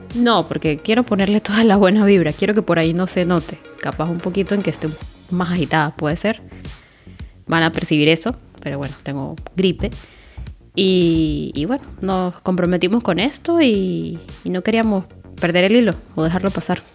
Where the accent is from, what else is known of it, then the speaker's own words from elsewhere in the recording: Táchira, Venezuela; moved away; estudié en la Universidad de los Andes, pero en el núcleo Táchira, que es en mi ciudad, de donde soy.